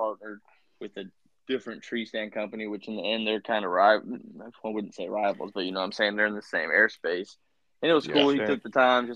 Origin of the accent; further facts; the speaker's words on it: Indiana, United States; I got my home state, Indiana.